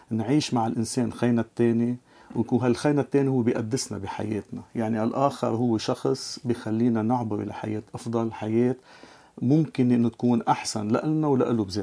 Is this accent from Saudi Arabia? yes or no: no; Lebanon; moved away as an adult; also born or lived in Cyprus; now in Canada; لما انتقلت من لبنان وصلت على قبرص اشتغلنا كمان مع الشباب اللبناني اللي كانوا موجودين آه، بالخارج بقبرص لمده ست اشهر قبل ما انتقل لكندا